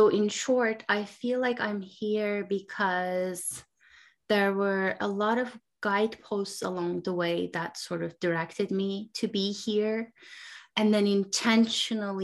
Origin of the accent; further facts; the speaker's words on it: Turkey; now in United States; I now live in the US, I grew up in Turkey.